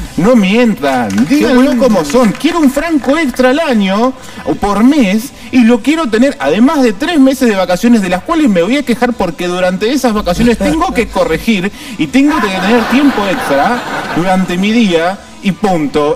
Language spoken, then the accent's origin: Spanish; Argentina; si somos así los argentinos.